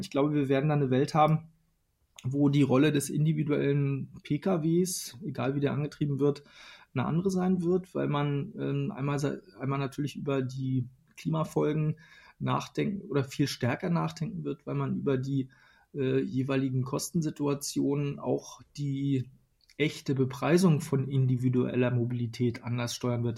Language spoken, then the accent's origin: German; Western Pomerania, Mecklenburg-Vorpommern, Germany; now in Berlin, Germany; in meiner Heimat in Vorpommern, also in einem der ländlichsten Regionen Deutschlands oder hier in Berlin